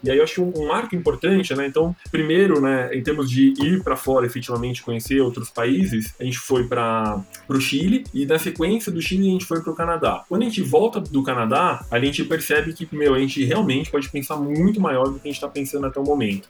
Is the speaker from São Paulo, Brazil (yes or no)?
yes; Santo André, São Paulo, Brazil; eu morei minha vida inteira em Santo André